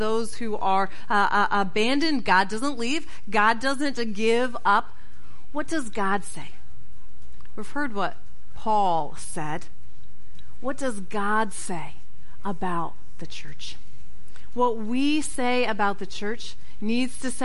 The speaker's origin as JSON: {"language": "English", "region": "Connecticut", "country": "United States", "tie": "born or raised there", "moved": "yes", "said": "of my pastor from growing up in Connecticut"}